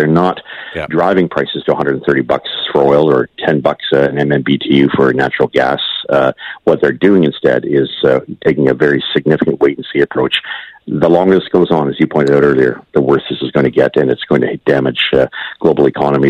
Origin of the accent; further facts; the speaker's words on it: Ontario, Canada; I'm from Ontario